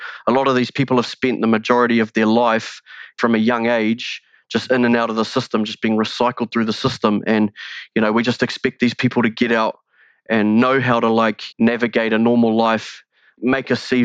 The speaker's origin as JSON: {"language": "English", "country": "New Zealand", "said": "here in Aotearoa, New Zealand"}